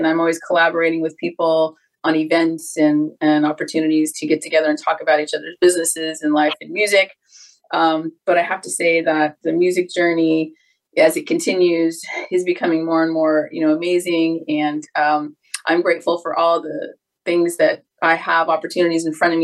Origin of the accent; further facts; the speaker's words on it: Los Angeles, California, United States; I grew up in Southern California. I'm a native LA girl